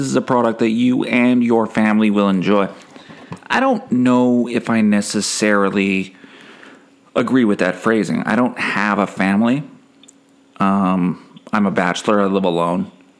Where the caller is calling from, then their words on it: Canada; I am calling from Canada.